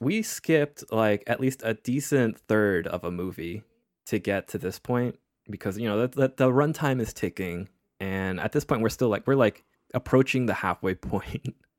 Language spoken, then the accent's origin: English; United States; we're we're American